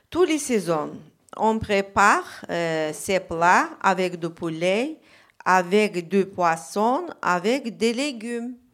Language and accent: French; Azerbaijan; French is a second language; now in France; je viens d'Azerbaïdjan